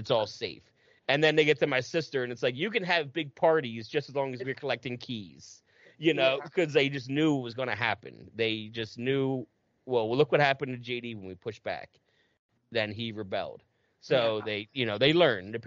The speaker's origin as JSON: {"language": "English", "region": "New Jersey", "country": "United States", "said": "I'm from Jersey"}